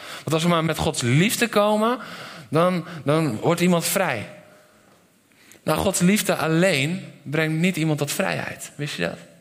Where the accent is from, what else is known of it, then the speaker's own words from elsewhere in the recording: Netherlands; ik ben een Nederlander